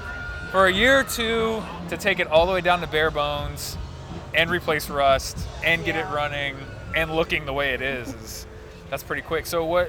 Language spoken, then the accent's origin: English; Houston, Texas, United States; I'm from Houston